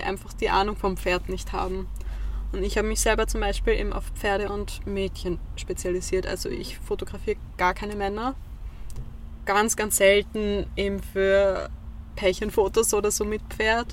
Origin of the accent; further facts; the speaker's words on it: Vienna, Austria; moved away as an adult; now in Lower Austria, Austria; Ich komme ursprünglich aus Wien, bin jetzt vor kurzem erst nach Zungenburg gezogen